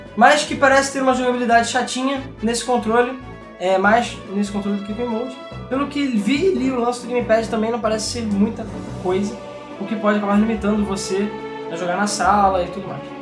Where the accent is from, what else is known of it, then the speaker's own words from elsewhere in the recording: Rio de Janeiro, Brazil; a gente é carioca